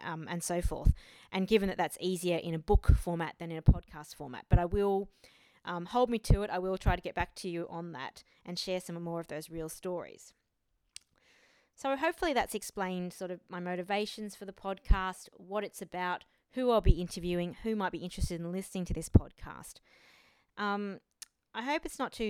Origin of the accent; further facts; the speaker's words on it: Australia; also born or lived in Taiwan / France; I was born in Taiwan, but I have lived in Australia most of my life, apart from a little stint in France for a few years when I was younger.